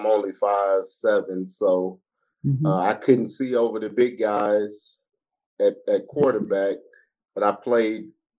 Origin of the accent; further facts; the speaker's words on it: Tulsa, Oklahoma, United States; moved away as an adult; also born or lived in California; I was born in California, but reared in Oklahoma.